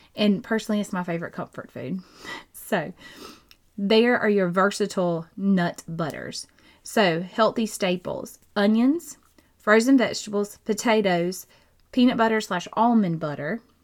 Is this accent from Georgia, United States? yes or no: yes; Georgia, United States; I'm from Georgia